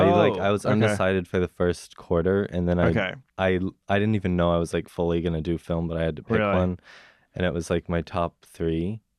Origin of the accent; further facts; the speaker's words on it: Dallas, Texas, United States; moved away; So, I'm from Dallas, Texas.